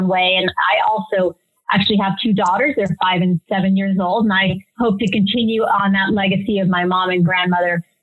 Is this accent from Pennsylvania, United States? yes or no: no; Stockton, California, United States; I grew up in Stockton, California